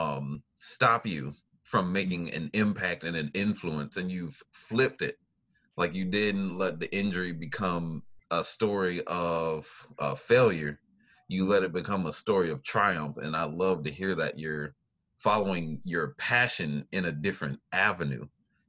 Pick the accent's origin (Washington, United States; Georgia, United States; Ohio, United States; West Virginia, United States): Georgia, United States; Marietta; moved away as an adult; now in South Bend, United States; I was born and raised in Marietta, Georgia, so I didn't move to South Bend area until about 2008